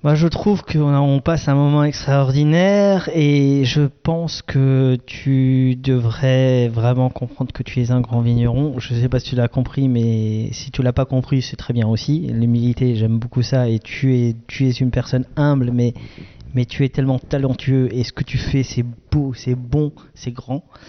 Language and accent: French; Alsace, Grand Est, France; on est des Alsaciens